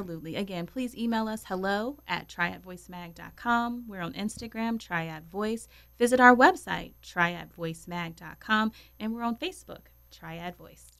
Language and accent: English; Roanoke, Virginia, United States; also born or lived in Winston-Salem, North Carolina; I'm originally from Roanoke, Virginia